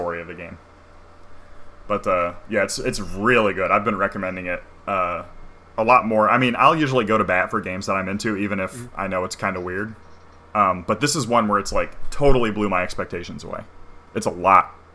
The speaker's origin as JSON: {"language": "English", "region": "Ohio", "country": "United States", "said": "I'm from Ohio."}